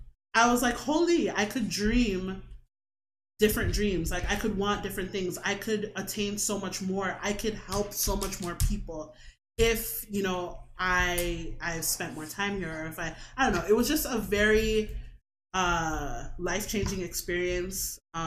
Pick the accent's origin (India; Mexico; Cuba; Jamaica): Jamaica; And I am a Jamaican that is full of pride.